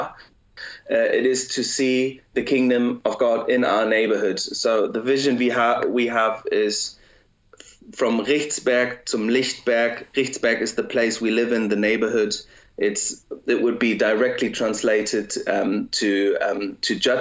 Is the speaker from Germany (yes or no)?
yes; Germany; I was raised in Germany, and I was born in Germany, but my parents spoke English